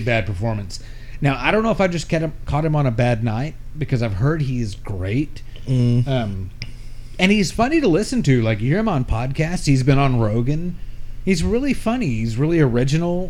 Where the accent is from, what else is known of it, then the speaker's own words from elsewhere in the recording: Texas, United States; growing up in Texas